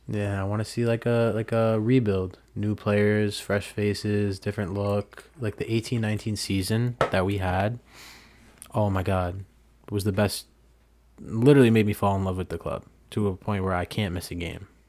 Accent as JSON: {"language": "English", "country": "United States", "said": "being an American"}